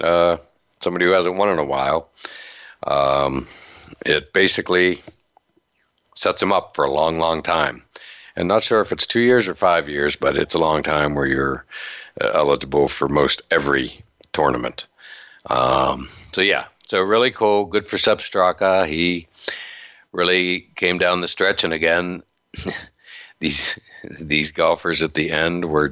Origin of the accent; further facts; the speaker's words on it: Western Pennsylvania, United States; now in Tampa, United States; I grew up in Western Pennsylvania